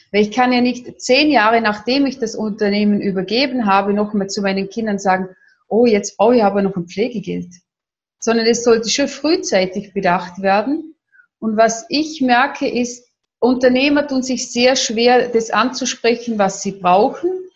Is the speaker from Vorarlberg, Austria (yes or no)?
yes; Vorarlberg, Austria; accent: Vorarlberg dialect; Ich komme aus Österreich, aus dem schönen Vorarlberg, wie man auch meinem bisschen in meinem Dialekt anhört.